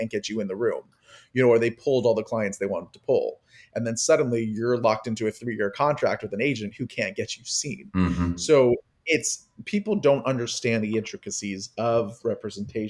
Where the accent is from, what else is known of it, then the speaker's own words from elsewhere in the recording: Miami, Florida, United States; I'm from Miami, Florida